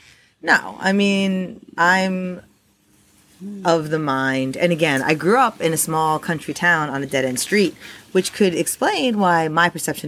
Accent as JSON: {"language": "English", "country": "United States", "moved": "yes", "lives_now": "Australia", "said": "my United States people"}